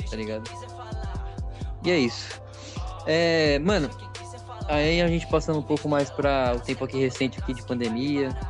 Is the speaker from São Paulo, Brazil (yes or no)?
yes; São Paulo, Brazil; aqui em São Paulo, que os paulistas, a gente não tem muito sotaque.